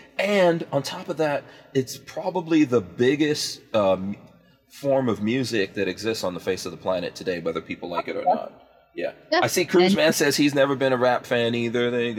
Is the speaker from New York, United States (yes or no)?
yes; Far Rockaway, New York, United States; I grew up in Far Rockaway, which is Queens.